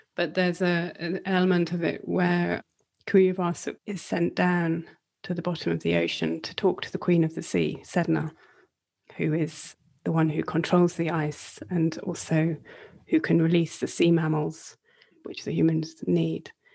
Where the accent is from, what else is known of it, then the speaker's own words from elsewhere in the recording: Northumbrian coast, North East England, United Kingdom; I grew up on the Northumbrian coast